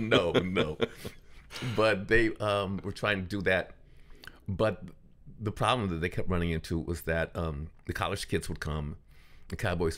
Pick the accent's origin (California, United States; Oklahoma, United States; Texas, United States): California, United States; Los Angeles; and I was from Los Angeles. I kind of grew up in South